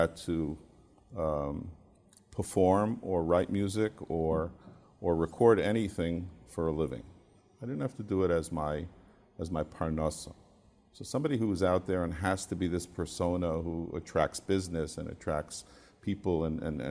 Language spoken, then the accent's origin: English; New York City, New York, United States; some people say I grew up out of town because I was born in Queens.